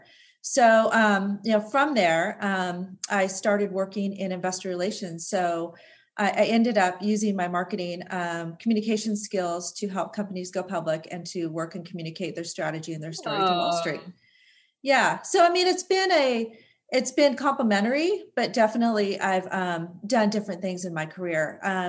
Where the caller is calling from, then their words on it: Seattle, Washington, United States; Calling in from sunny Seattle, Washington.